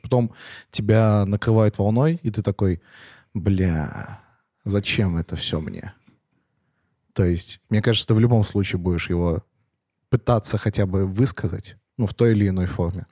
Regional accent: Penza, Penza Oblast, Russia; now in Moscow, Russia; я из Пензы, я из Пензы поехал в Москву

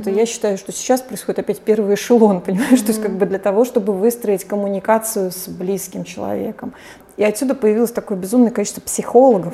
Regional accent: St Petersburg, Saint Petersburg, Russia; moved away as an adult; я с 12 лет знала, что я уеду из Петербурга

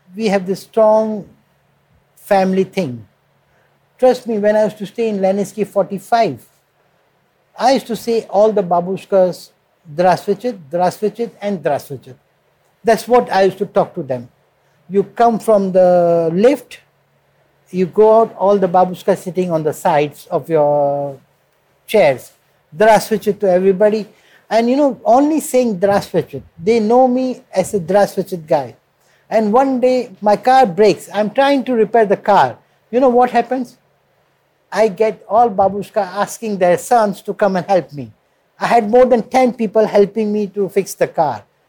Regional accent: India; moved away as an adult; now in Moscow, Russia; they know I'm from India

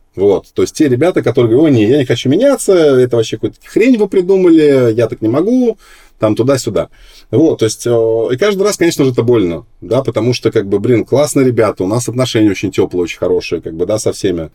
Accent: Minsk, Belarus; now in Moscow, Russia; я родился вообще не в Москве, а в Минске

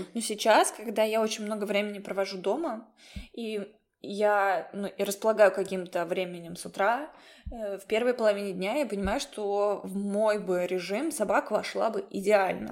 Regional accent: Saint Petersburg, Russia; Я из Петербурга

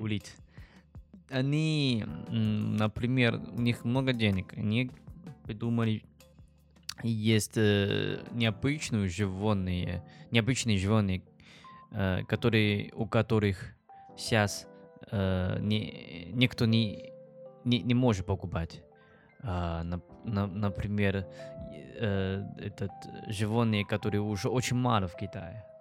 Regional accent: China; Russian is a second language; moved away as an adult; now in Saint Petersburg, Russia; я из Китая

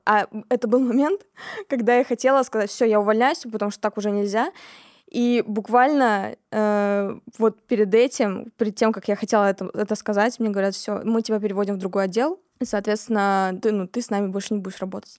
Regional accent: Kemerovo, Kemerovo Oblast, Russia; moved away as an adult; also born or lived in Tomsk; now in Moscow, Russia; Я из города Кемерово. Это такой небольшой относительно городок в Сибири. Родилась я там, жила я там до 17 лет

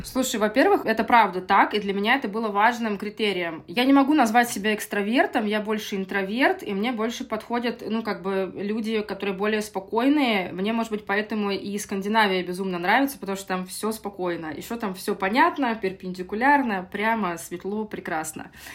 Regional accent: Saint Petersburg, Russia; moved away as an adult; now in Lisbon, Portugal; Я из России, из Санкт-Петербурга. Я в Питере родилась и прожила всю жизнь.

